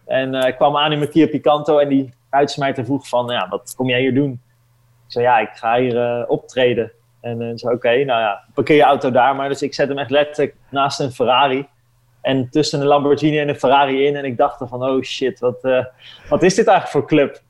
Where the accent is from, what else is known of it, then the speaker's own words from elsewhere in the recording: Netherlands; ik ben natuurlijk ben gewoon een Nederlander